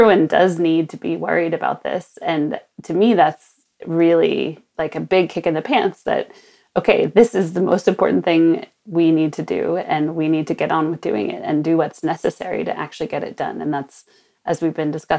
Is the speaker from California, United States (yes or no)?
yes; Sonoma, California, United States; my hometown of Sonoma, north of San Francisco